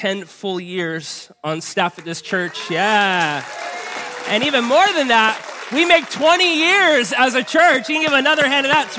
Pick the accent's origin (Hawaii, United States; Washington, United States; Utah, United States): Hawaii, United States; Honolulu; we grew up in Hawaii Kai